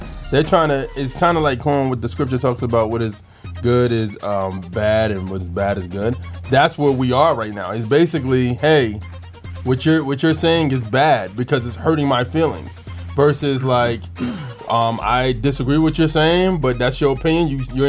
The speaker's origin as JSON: {"language": "English", "country": "United States", "said": "It's like, now, it sounds like you're hurting my constitutional rights as an American."}